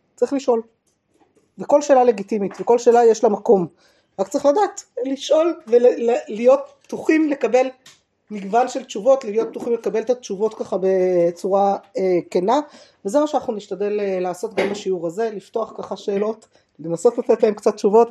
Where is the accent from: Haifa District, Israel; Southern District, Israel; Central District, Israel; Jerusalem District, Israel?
Jerusalem District, Israel; Jerusalem; שגדלתי בעיר העתיקה